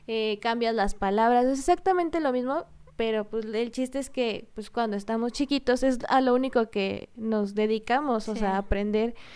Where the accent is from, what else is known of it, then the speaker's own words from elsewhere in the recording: Michoacán, Mexico; first language Spanish; nosotras somos de, de Michoacán, del estado de Michoacán, y muchos se burlan de que decimos mucho la palabra pues.